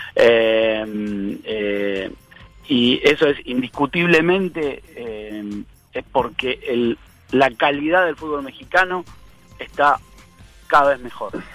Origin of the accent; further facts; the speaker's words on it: Argentina; como argentino